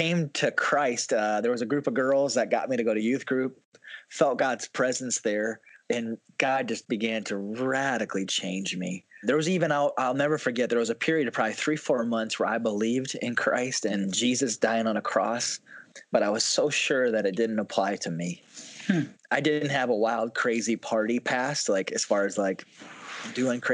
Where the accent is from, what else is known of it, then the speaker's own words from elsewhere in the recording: South Dakota, United States; I'm originally born and raised in South Dakota, grew up in the church